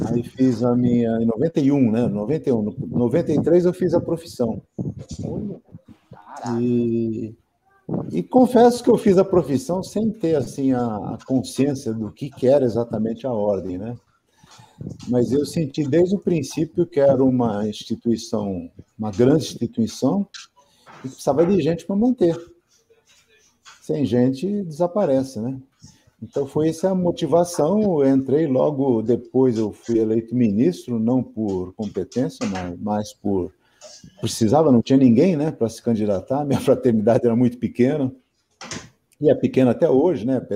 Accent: Santos, São Paulo, Brazil; now in São Paulo, Brazil; mas hoje eu tenho mais tempo de vida em São Paulo do que o tempo de vida que eu tive lá em Santos.

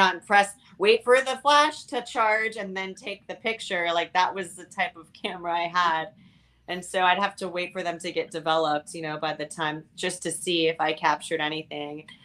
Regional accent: Miami, Florida, United States; moved away as an adult; also born or lived in California; I'm from Miami, Florida. I grew up here, um, but then I left in my very, very wee 20s over to um, California

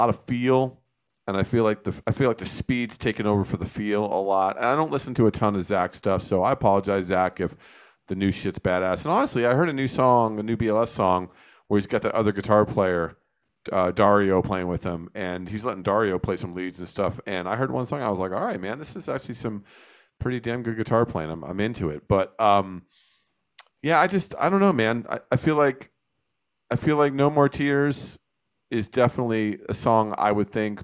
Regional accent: New Jersey, United States; I grew up in New Jersey

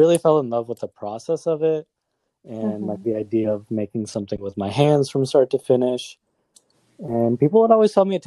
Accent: Springfield, Illinois, United States; also born or lived in Changanacherry, Kerala, India; In Springfield, Illinois, by way of Kerala. I was born in Changanashery and we moved to Springfield when I was 6

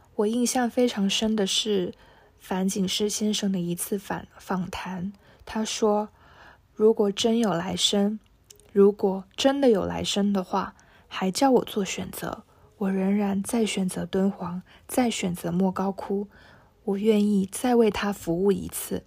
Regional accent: Shenzhen, Guangdong, China; 我来自深圳。

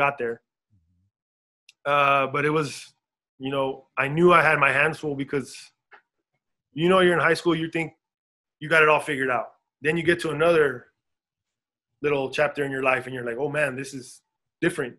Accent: El Paso, Texas, United States; moved away as an adult; we grew up in El Paso. We grew up in Socorro

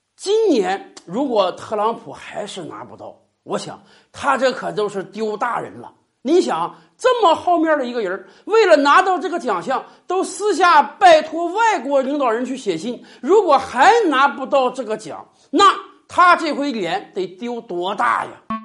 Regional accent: Northeast China, China; 用咱们东北话讲

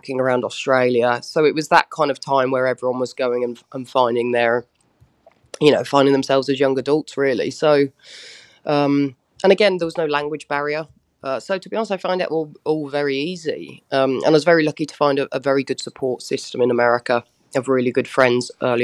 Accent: United Kingdom; moved away as an adult; now in United States; growing up on essentially a very small island

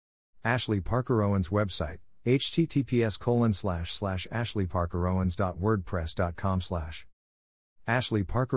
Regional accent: Germany; born there; English is a second language; I was born in Germany and, after graduating, enjoyed 2 years backpacking in Australia, New Zealand, and Southeast Asia.

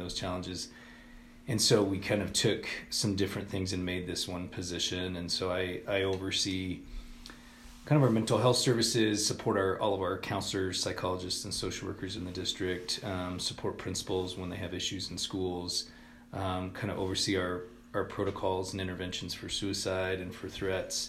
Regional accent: Swink, Colorado, United States; moved away as an adult; also born or lived in Denver, Colorado / Oklahoma; I grew up in a small town in southern Colorado. It's a little town called Swink

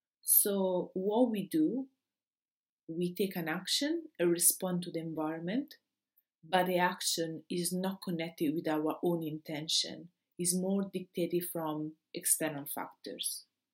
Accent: Rome, Lazio, Italy; now in Austria; I came from Rome, and the only Rome had 6 million citizens.

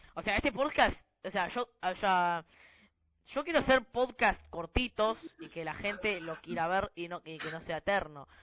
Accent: Argentina; somos de Argentina

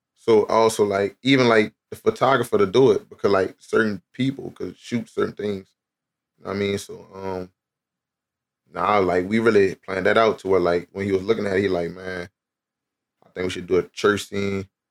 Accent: New Orleans, Louisiana, United States; moved away as an adult; now in Houston, United States; my hometown in New Orleans

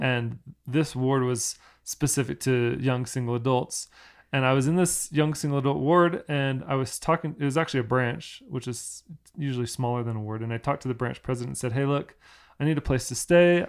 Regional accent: Orlando, Florida, United States; moved away; people that I grew up with in Orlando at, at church

